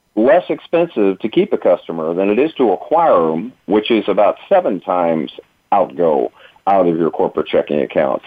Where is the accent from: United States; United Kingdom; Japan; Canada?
United States; East Coast; I'm from the East Coast. Uh, I was born and raised in that hustle and bustle